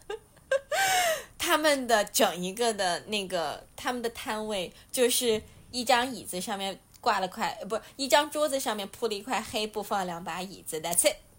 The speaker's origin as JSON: {"language": "Chinese", "country": "China", "said": "我们中国人"}